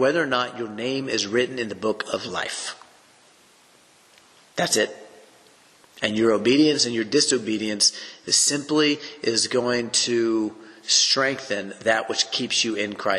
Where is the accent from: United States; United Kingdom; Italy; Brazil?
United States; the Bible Belt, the South; growing up in the South in the Bible Belt